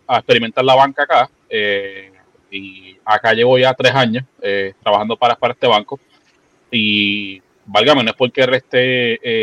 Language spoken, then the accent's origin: Spanish; San Juan, Puerto Rico; soy, nacido y criado en Santurce